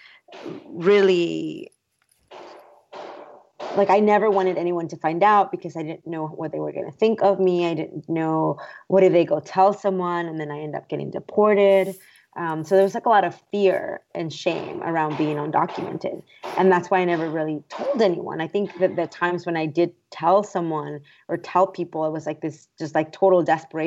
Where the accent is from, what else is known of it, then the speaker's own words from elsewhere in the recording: San Antonio, Texas, United States; also born or lived in Mexico; I had grown up in San Antonio, just an hour south of Austin